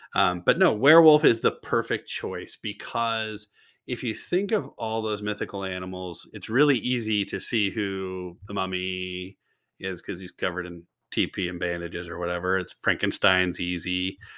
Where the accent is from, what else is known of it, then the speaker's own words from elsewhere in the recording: Kentucky, United States; now in Washington State, United States; I'm originally from Kentucky.